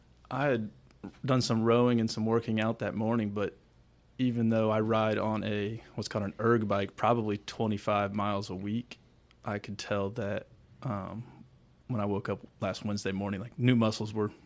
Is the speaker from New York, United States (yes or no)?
no; Illinois, United States; from Illinois.